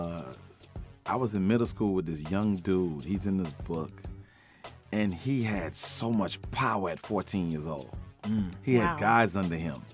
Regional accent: Miami, Florida, United States; I came up in a place they call Uptown Little Haiti. It's like Uptown. I grew up in Uptown. But I went to school in Little Haiti.

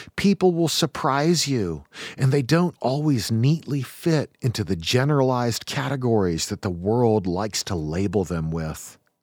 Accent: Eastern Washington, United States; I come from Eastern Washington.

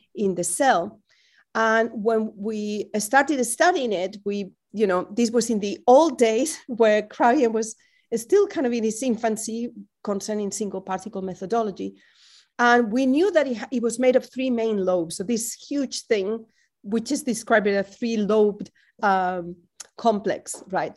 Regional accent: twenty miles north of Madrid, Community of Madrid, Spain; now in Berkeley, United States; being back in my hometown, which is twenty miles north of Madrid

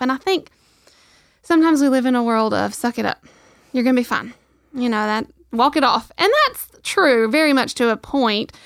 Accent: Rainsville, Alabama, United States; my hometown

